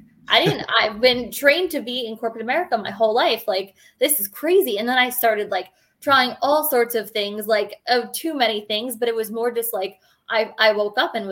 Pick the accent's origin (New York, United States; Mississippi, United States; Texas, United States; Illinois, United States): New York, United States; Long Island; I'm born and raised on Long Island, which is in New York